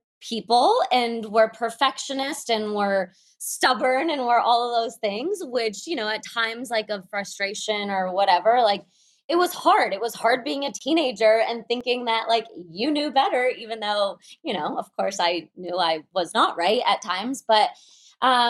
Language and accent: English; Moscow, Russia; I was born in Moscow